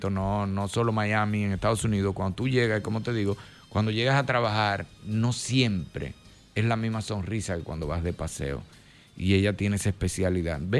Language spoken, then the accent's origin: Spanish; Dominican Republic; nosotros como dominicanos nos encantaría escuchar de ti cuál fue tu impresión de Luz y de Mariela.